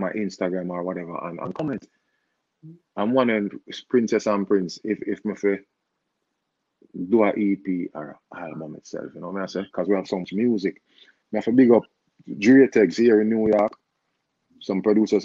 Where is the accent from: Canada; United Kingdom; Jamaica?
Jamaica; I'm a Jamaican artist